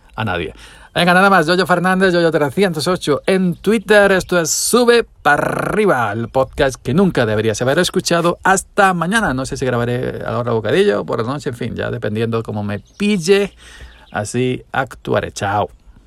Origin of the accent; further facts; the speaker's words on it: Andalusia, Spain; hablo pausado siendo andaluz